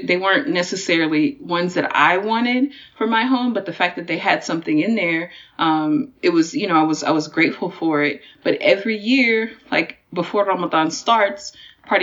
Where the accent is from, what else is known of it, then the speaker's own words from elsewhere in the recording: Texas, United States; moved away as an adult; also born or lived in Washington, D.C.; I'm from Texas, but I went to college in DC